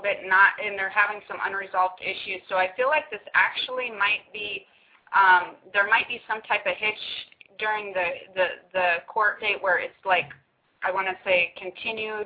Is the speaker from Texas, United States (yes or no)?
no; Hawaii, United States; us Hawaiians